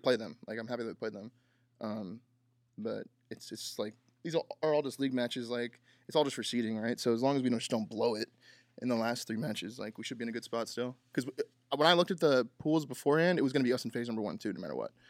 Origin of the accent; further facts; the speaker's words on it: California, United States; now in Texas, United States; I'm from Cali